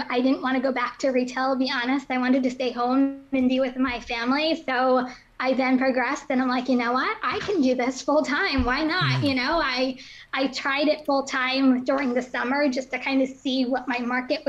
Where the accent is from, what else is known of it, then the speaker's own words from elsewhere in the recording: Somerville, New Jersey, United States; also born or lived in Pennsylvania; I grew up in Somerville, New Jersey, which is like central Jersey by like the Bridgewater area. So I was born and raised there.